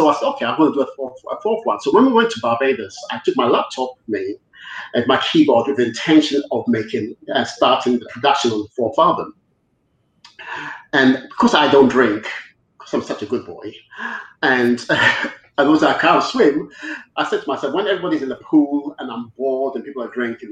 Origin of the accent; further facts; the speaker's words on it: Ghana; now in United Kingdom; I was brought up in Ghana. I went to Ghana when I was 7